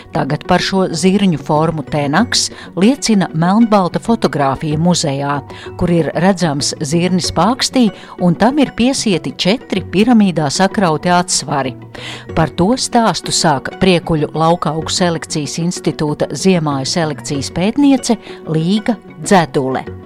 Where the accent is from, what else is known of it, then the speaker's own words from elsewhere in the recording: Latvia; kā parasts latvietis